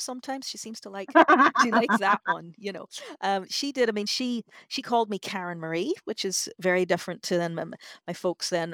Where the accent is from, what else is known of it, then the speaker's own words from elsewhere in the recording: Northern Ireland, United Kingdom; I'm from Northern Ireland